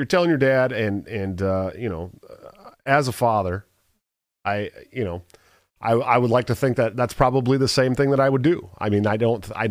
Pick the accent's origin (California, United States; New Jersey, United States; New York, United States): California, United States; the Bay Area; I grew up in the Bay